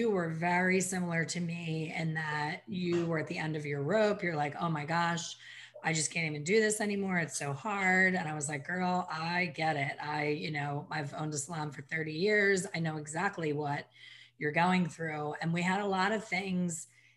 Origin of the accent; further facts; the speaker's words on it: Ambler, Pennsylvania, United States; Ambler, Pennsylvania, my hometown